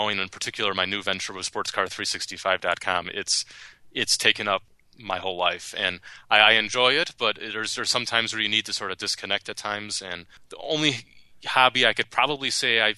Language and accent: English; United States; I was the only American journalist covering this championship full-time